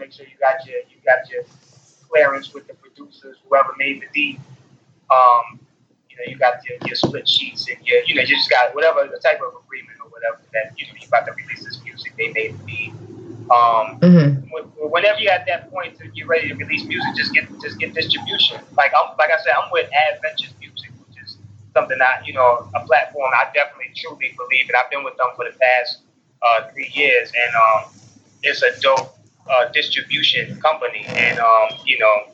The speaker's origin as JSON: {"language": "English", "region": "North Carolina", "country": "United States", "tie": "born or raised there", "also_born_or_lived": "Queens, New York", "said": "I was born in New York, Queens, New York, and I was raised in North Carolina"}